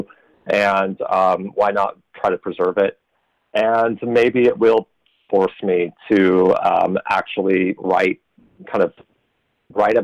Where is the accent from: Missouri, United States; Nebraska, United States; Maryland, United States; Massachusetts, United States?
Nebraska, United States; moved away as an adult; now in Canada; I'm from Nebraska originally. I moved here in 2005, and I became a citizen in 2015.